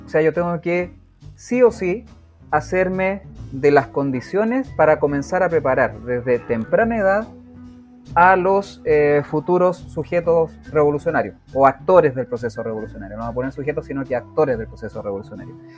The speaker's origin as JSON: {"language": "Spanish", "town": "Rancagua", "region": "O'Higgins", "country": "Chile", "said": "Yo soy de Rancagua, por eso digo la capital"}